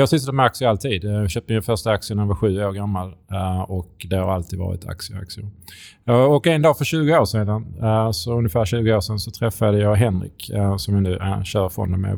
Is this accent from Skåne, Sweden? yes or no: yes; Skåne, Sweden; accent: Scanian; kom från Skåne